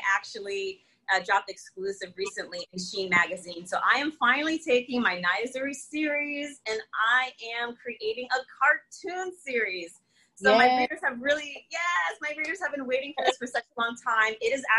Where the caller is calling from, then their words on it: Connecticut, United States; not only in my state, I'm coming in from Connecticut